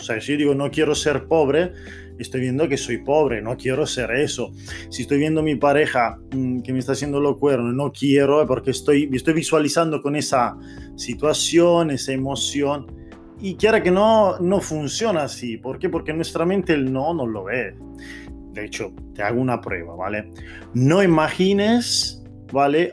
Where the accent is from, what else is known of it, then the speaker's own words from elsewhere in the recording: Italy; Spanish is a second language; moved away; Yo soy italiano aquí, te estoy hablando en español